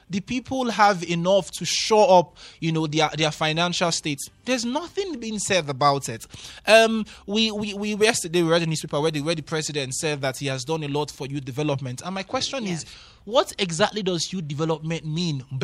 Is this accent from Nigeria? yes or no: yes; Nigeria; me now as a Nigerian, mm. honestly, to believe a government that wants to take eight hundred million dollars for what?